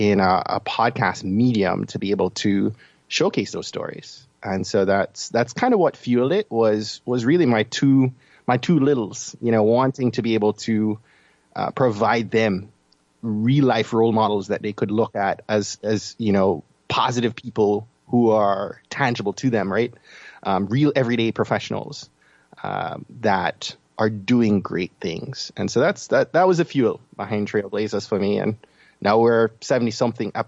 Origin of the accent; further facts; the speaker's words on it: Jamaica; I'm from Jamaica, as you can probably tell from my accent